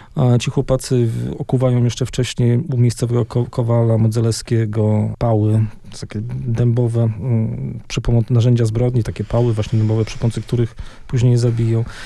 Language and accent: Polish; Wrocław, Lower Silesian Voivodeship, Poland; ja się urodziłem we Wrocławiu, czyli na ziemiach odzyskanych